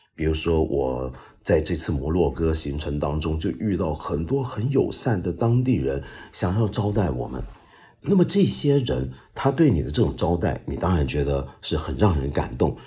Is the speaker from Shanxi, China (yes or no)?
no; Guangdong, China; 我们广东人说话